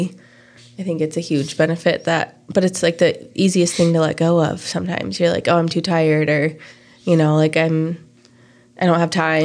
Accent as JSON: {"language": "English", "town": "Fort Collins", "region": "Colorado", "country": "United States", "tie": "born or raised there", "said": "I grew up in Fort Collins"}